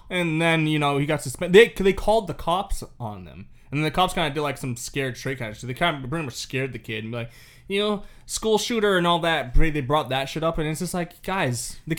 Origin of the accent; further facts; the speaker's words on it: Wales, United Kingdom; I'm from Wales.